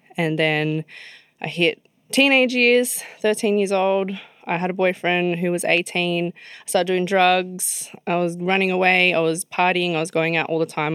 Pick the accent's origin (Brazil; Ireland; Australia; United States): Australia; Sydney, New South Wales; grew up in Mascot, um, which is in Sydney